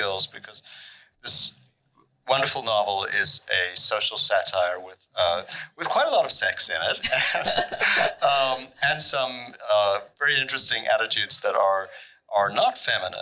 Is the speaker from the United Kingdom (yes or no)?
no; South Africa; now in United States; growing up in South Africa with a German Jewish mother and then moving to this country, to the U.S.